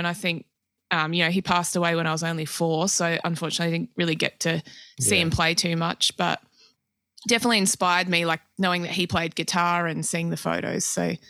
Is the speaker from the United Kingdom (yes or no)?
no; Adelaide, South Australia, Australia; also born or lived in Tasmania / New South Wales; Yeah, I've sort of grown up all over, really. But, I was born in Tassie. My mum's family's all from Launceston. And we moved to northern New South Wales when I was about 3 till 10, and then from Adelaide after that.